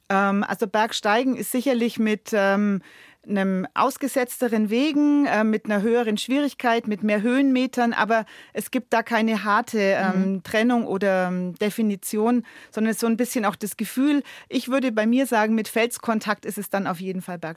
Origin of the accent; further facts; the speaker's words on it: Nuremberg, Bavaria, Germany; born there; Eine gebürtige Nürnbergerin. Genau, ich bin in Nürnberg geboren